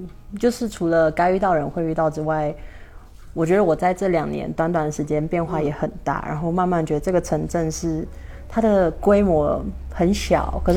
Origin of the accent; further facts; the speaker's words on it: Mexico; 墨西哥人，